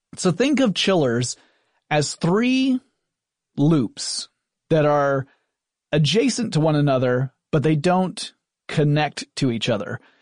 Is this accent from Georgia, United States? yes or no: yes; Atlanta, Georgia, United States; born or raised there